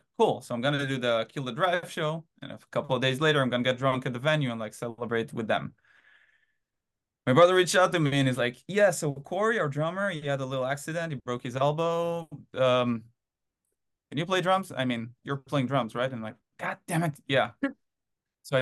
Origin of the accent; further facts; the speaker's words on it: Haifa, Haifa District, Israel; moved away as an adult; now in United States; originally I'm from a little city in Israel called Haifa. But yeah, born and raised in Israel and moved to the US in 2016.